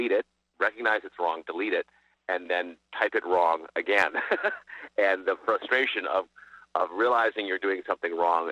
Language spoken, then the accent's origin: English; Brookline, Massachusetts, United States; I grew up in Brookline, Massachusetts, at Chestnut Hill